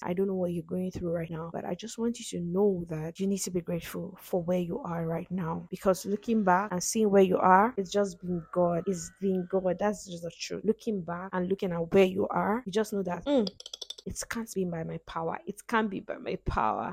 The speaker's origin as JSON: {"language": "English", "country": "Nigeria", "said": "I'm a Nigerian."}